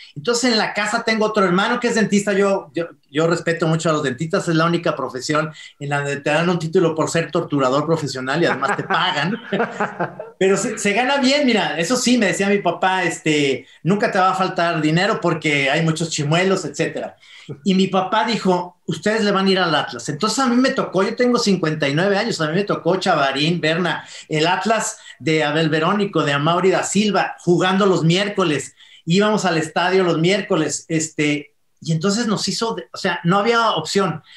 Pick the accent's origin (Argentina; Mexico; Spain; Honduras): Mexico; todos los mexicanos somos entrenadores de la selección mexicana